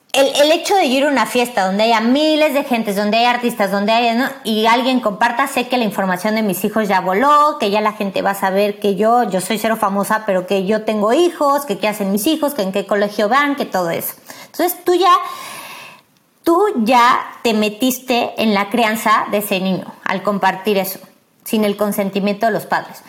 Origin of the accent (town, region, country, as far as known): Mexico